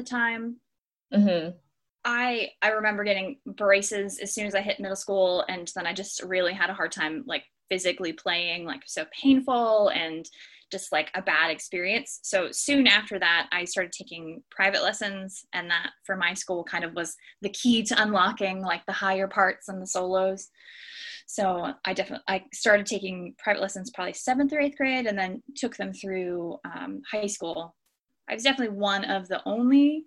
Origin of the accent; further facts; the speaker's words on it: near Harrisburg, Pennsylvania, United States; moved away as an adult; now in Great Lakes, United States; I'm originally from Eders, Pennsylvania, which is just outside of Harrisburg, Pennsylvania